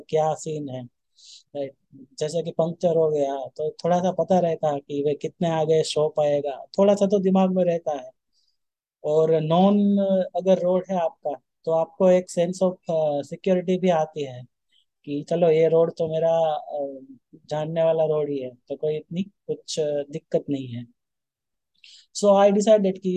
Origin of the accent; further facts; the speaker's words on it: Rajkot, Gujarat, India; तो मैं जिस दिन निकला था मेरे होम टाउन से राजकोट से तो उसी दिन एक थोड़ी सी मेरे से गलती हो गई थी